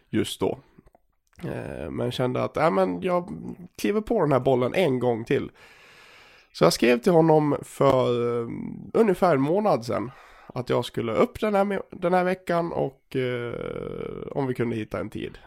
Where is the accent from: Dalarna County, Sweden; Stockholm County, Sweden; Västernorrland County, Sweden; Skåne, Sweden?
Dalarna County, Sweden; accent: dalmål; moved away; also born or lived in Gagnef; som ni hör på min dialekt och såklart. Jag har ju fått tillbaka dalmålet här.